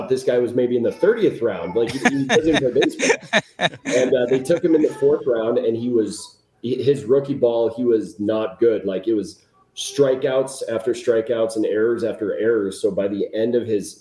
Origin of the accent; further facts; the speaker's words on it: Chicago, Illinois, United States; moved away; growing up in Chicago